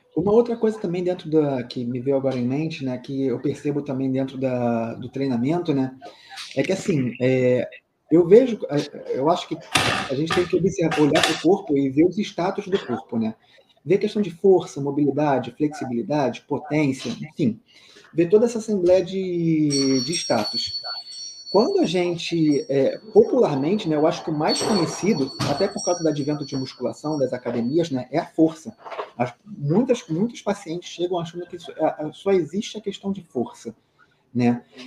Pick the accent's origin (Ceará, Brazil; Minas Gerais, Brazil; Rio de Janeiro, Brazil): Rio de Janeiro, Brazil; eu sou aqui do Rio